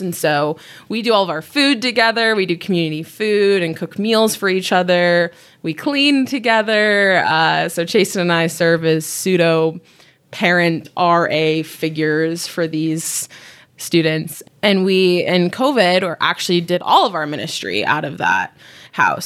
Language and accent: English; Utah, United States; I was born and raised in Utah. I've been here my whole life, um, but my family is not from here.